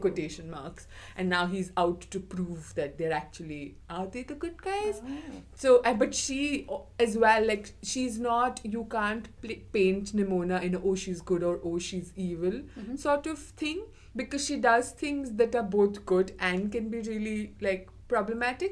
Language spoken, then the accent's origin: English; Mumbai, Maharashtra, India; moved away; I'm from Mumbai.